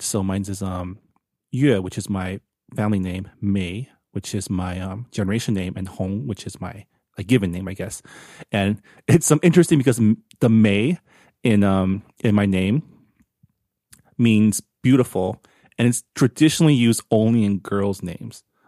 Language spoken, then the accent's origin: English; United States; we're so American